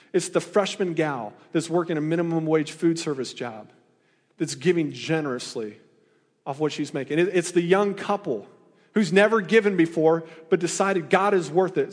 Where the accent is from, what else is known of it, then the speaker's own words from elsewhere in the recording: Iowa, United States; now in Missouri, United States; I'm from Iowa, you know, I went to Iowa State